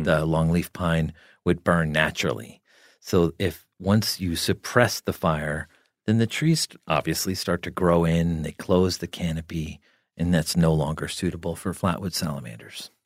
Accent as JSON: {"language": "English", "region": "New Jersey", "country": "United States", "tie": "born or raised there", "said": "I grew up in New Jersey"}